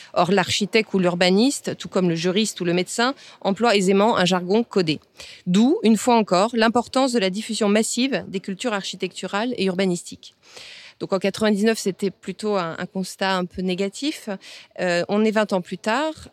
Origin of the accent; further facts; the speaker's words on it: Bayonne, Nouvelle-Aquitaine, France; Je suis originaire de Bayonne, sur la côte basque